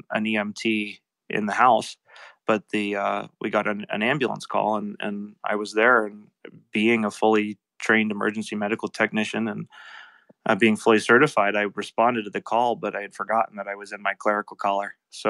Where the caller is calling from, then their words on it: East Thetford, Vermont, United States; I'm coming live from East Thetford, Vermont, on the Connecticut River between Vermont and New Hampshire in the United States.